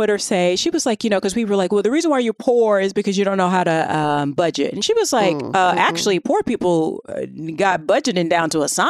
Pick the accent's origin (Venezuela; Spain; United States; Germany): United States; the South; I'm from the South. The majority of the white people I know are actually poor.